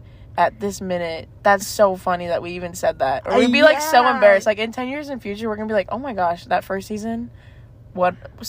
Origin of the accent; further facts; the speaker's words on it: Wisconsin, United States; moved away as an adult; now in Arizona, United States; I'm 22, and I'm originally from Wisconsin, Wisco baby, and then 2 years ago, I moved here, and I've been here ever since.